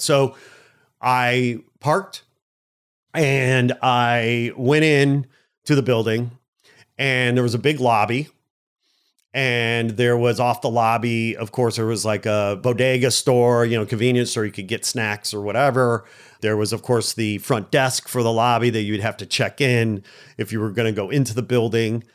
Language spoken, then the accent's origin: English; Chicago, Illinois, United States; moved away as an adult; now in Los Angeles, United States; I'm a Midwest Chicago guy